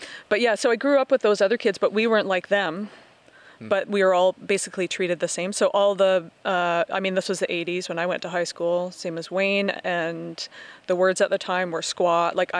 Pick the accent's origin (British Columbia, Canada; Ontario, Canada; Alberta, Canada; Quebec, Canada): British Columbia, Canada; Sunshine Coast; I guess growing up on the West Coast, I grew up on the Sunshine Coast